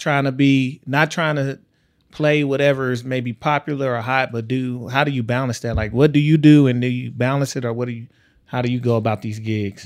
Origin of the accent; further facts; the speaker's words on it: East Texas, United States; moved away as an adult; also born or lived in Ohio; I'm from East Texas. Like, I was right between Dallas and right between Louisiana